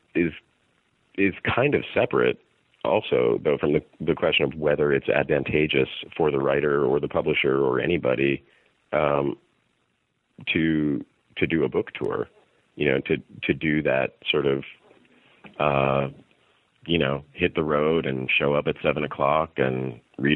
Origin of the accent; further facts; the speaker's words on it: New York City, New York, United States; also born or lived in Westchester County, New York; I grew up in New York